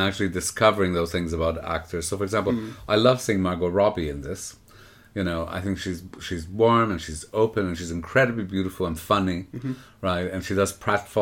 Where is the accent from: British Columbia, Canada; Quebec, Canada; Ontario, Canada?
Quebec, Canada; Montreal; You know, I grew up in Montreal.